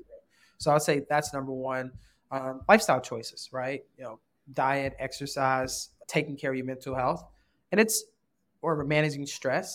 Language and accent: English; Chicago, Illinois, United States; I grew up in Rose, the Roseland um, neighborhoods in the, what's called the hundreds